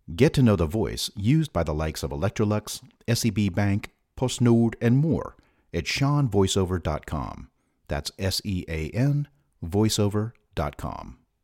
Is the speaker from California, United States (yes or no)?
yes; San Francisco, California, United States; now in Sweden; "Oh, San Francisco."